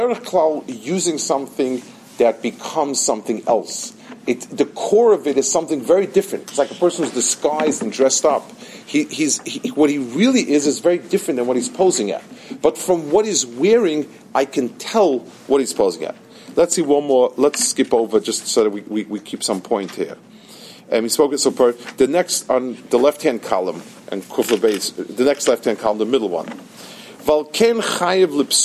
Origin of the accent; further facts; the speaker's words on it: New York, United States; I grew up in Lower East Side, the other side of the river